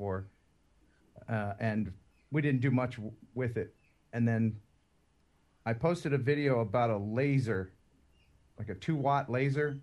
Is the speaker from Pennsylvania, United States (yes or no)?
yes; Philadelphia, Pennsylvania, United States; also born or lived in West Tennessee; now in Tennessee, United States; I'm not from Tennessee. I'm originally from Philadelphia.